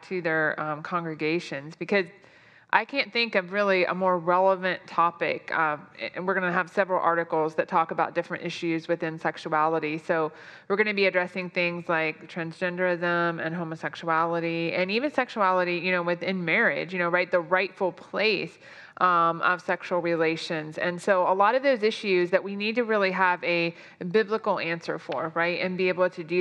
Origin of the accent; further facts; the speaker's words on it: United States; us Americans